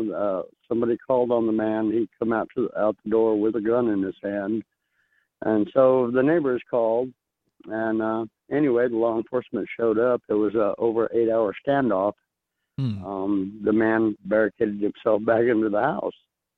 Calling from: Bullhead City, Arizona, United States; Hey, man, I'm from Bullhead City, Arizona.

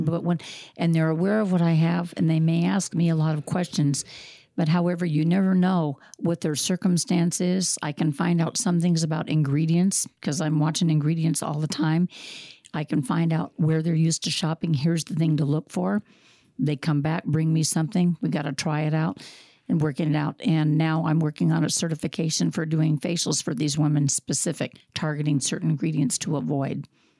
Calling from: Des Moines, Iowa, United States; I'm calling from Des Moines, Iowa.

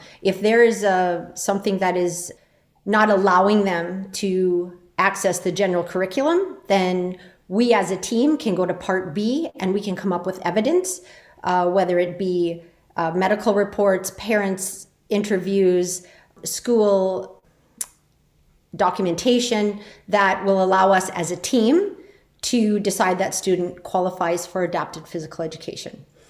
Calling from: Minnesota, United States; Hi, I'm joining you from Northern Minnesota

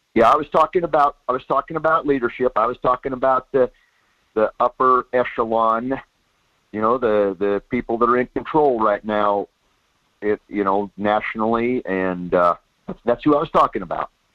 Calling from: Soldotna, Alaska, United States; I'm calling from down in Soldotna.

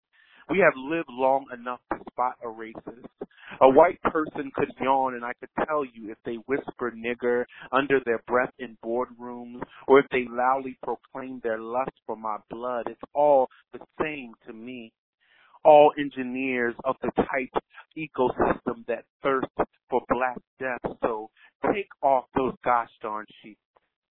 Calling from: Philadelphia, Pennsylvania, United States; I'm calling from Philadelphia, PA.

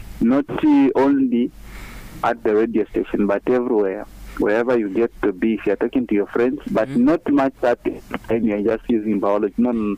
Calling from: Mazabuka, Southern Province, Zambia; from within Mazabuka.

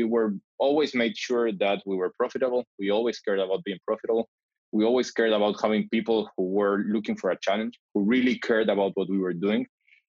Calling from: Tel Aviv, Tel Aviv District, Israel; I'm calling from Tel Aviv.

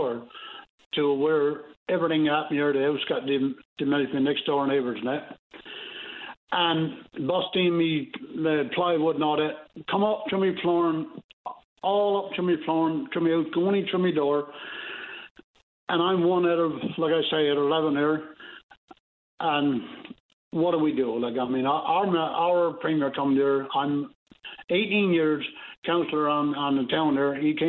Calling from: Burnt Islands, Newfoundland and Labrador, Canada; I'm calling from the Southwest Coast here in Burn Islands.

